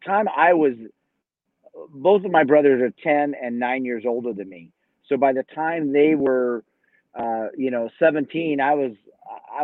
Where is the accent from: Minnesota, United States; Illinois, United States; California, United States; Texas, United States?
California, United States; Southern; moved away as an adult; also born or lived in Oklahoma City, Oklahoma; now in Boise, United States; I moved from there when I was two. So I grew up in Southern California.